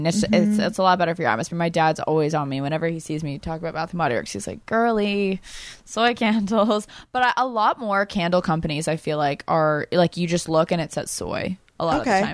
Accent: Florida, United States; now in Athens, United States; I'm from Florida

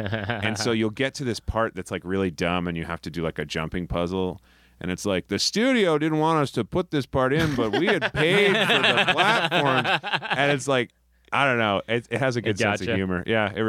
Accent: New England, United States; It's a chain all across New England. There's one in like very close to my hometown growing up.

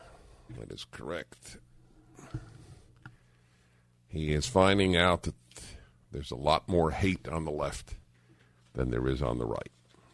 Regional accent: Midwest, United States; When I was growing up in the Midwest, coming out to my family at the age of 15 was one of the hardest things I've ever done.

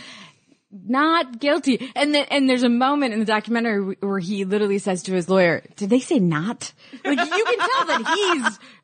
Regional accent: Illinois, United States; I'm from Illinois.

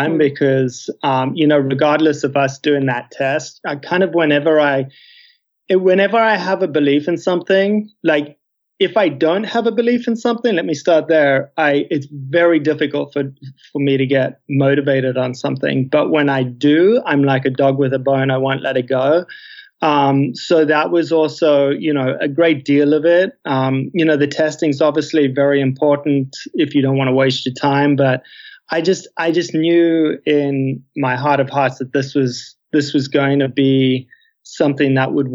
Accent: South Africa; moved away; as a South African, as an expat, to want to give back to my, you know, to my home country

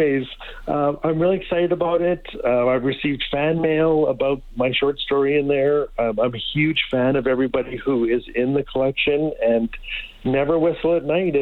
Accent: Fort Smith, Northwest Territories, Canada; now in Edmonton, Canada; I was raised in Fort Smith, Northwest Territories

